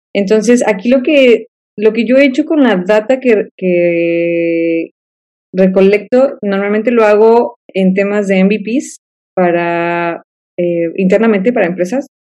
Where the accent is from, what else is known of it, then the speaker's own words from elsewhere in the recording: Guadalajara, Jalisco, Mexico; moved away as an adult; also born or lived in Manzanillo, Colima; now in Monterrey, Mexico; regreso a Guadalajara, de donde soy yo